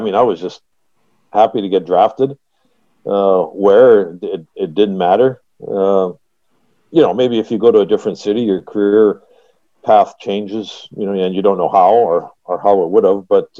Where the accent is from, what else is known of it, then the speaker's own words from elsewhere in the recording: Edmonton, Alberta, Canada; when we grew up in Edmonton